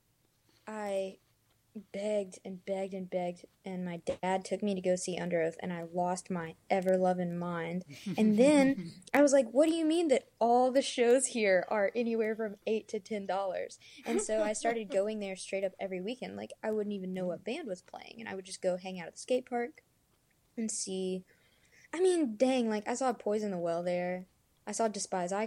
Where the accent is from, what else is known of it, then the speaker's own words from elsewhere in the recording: Memphis, Tennessee, United States; now in Nashville, United States; I am from Memphis, and I'm currently living in Nashville